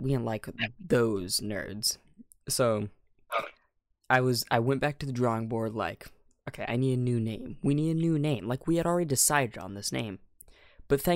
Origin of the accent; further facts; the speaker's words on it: United States; I'm American